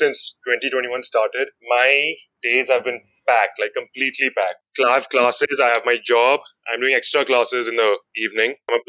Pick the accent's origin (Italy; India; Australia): India; Mumbai, Maharashtra; moved away as an adult; now in Ahmedabad, India; So, I'm from Mumbai, basically.